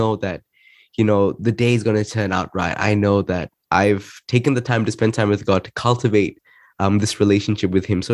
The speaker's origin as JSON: {"language": "English", "country": "Malaysia", "moved": "yes", "lives_now": "Melbourne, Australia", "said": "I am a 16-year-old in high school here in Melbourne, Australia. I'm originally from Malaysia"}